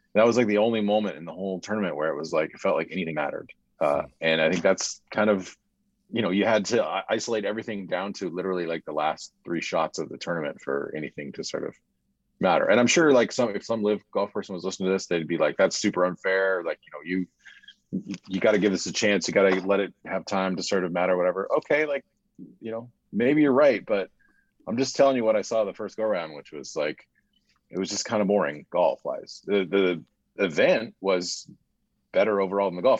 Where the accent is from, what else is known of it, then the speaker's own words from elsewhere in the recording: United States; I, as an American citizen